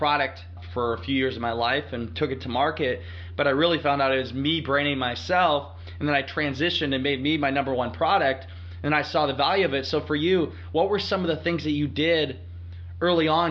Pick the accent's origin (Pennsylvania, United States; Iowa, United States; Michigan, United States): Iowa, United States; Northeast; I'm a guy from Northeast Iowa, small town